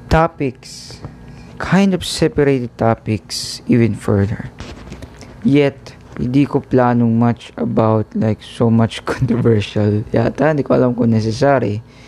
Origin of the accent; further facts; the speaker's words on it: Philippines; I'm a Filipino